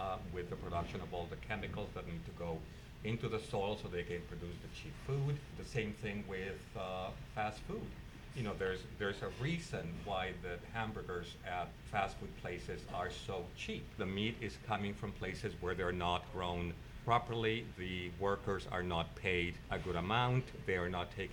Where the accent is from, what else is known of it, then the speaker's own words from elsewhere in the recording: Mexico City, Mexico; now in San Francisco, United States; I grew up in Mexico City in the 60s